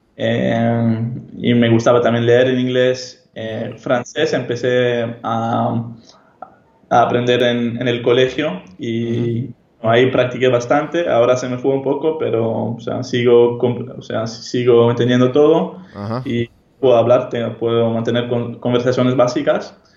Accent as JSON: {"language": "Spanish", "town": "Amsterdam", "region": "North Holland", "country": "Netherlands", "tie": "born or raised there", "first_language": "Hebrew", "second_language": "Spanish", "moved": "as an adult", "said": "Yo soy holandés, nací y crecí en Holanda, Ámsterdam"}